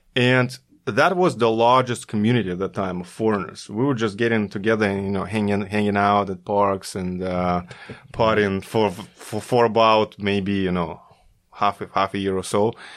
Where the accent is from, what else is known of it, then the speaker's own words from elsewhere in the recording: Russia; moved away as an adult; also born or lived in Korea; back in Russia, my hometown